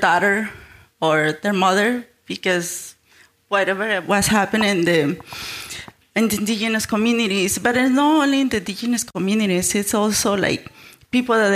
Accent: Mexico; now in United States; I'm from Mexico, so I'm an immigrant. And I've been living in the States for the past 26 years

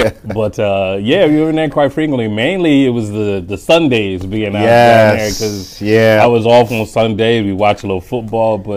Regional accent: Philadelphia, Pennsylvania, United States; moved away as an adult; now in Naperville, United States; I'm from Philadelphia

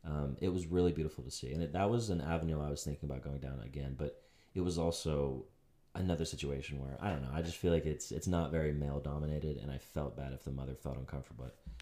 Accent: Pittsburgh, Pennsylvania, United States; also born or lived in Huntington Beach; So I come from Pittsburgh, as we said.

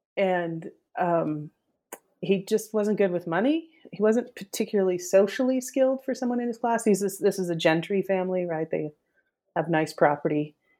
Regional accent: northern Utah, United States; I grew up in Utah, northern Utah

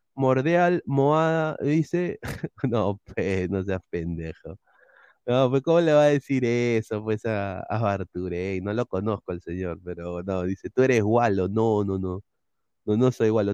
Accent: Peru; todos somos peruanos

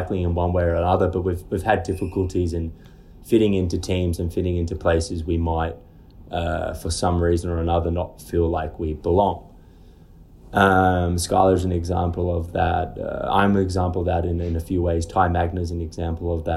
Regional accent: Australia; also born or lived in Dumfries, Scotland / Oregon, United States; I lived in Australia since I was seven. And I consider myself Australian and British

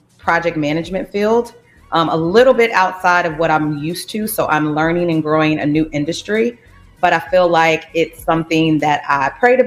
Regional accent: Louisiana, United States; also born or lived in California / Portland, Oregon; now in Chicago, United States; I'm from Louisiana

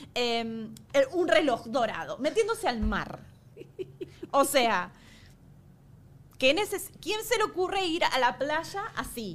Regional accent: Argentina; now in Miami, United States; era yo la única argentina

